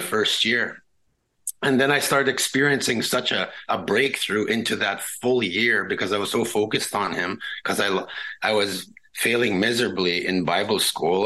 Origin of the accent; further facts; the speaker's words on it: Pinehouse, Saskatchewan, Canada; first language Cree; English is a second language; moved away; I've been born and raised uh, in our uh, northern community.